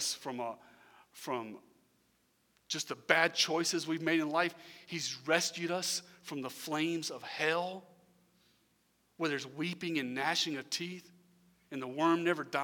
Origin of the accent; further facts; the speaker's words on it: Irmo, South Carolina, United States; I'm from Irmo